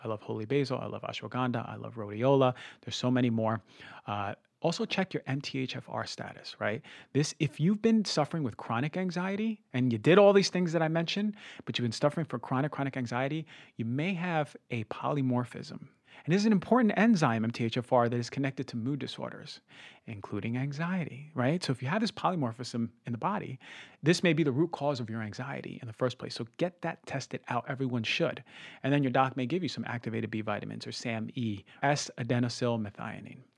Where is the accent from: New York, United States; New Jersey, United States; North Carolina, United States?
New Jersey, United States; I come from New Jersey